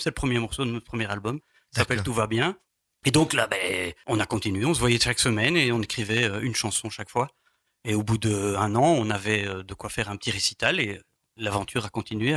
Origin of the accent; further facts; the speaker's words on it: Tournaisis, western Hainaut, Wallonia, Belgium; moved away as an adult; also born or lived in Brussels region; je suis né dans le Tournésie, le Hainaut occidental